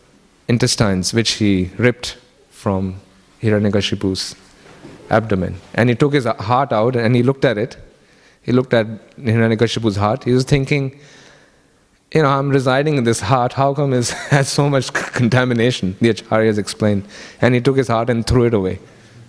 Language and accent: English; Kenya; now in Australia; I grew up in Kenya